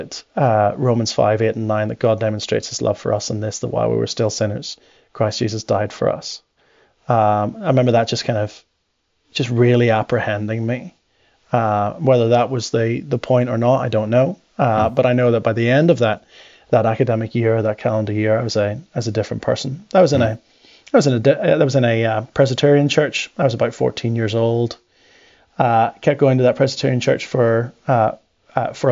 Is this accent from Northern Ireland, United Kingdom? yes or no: yes; Northern Ireland, United Kingdom; accent: northern; I have a more northern, much like Elder, accent mm-hmm. because my parents divorced when I was small.